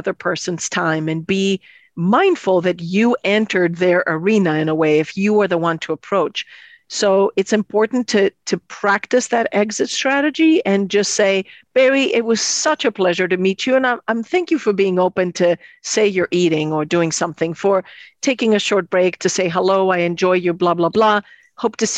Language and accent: English; Athens, Attica, Greece; moved away; I come from Greece, Athens, Greece.